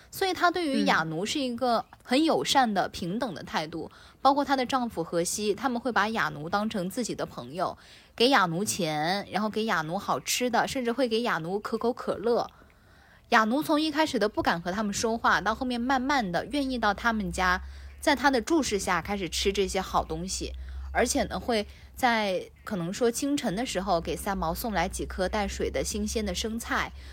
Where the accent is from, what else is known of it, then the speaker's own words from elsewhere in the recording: China; 我们中国人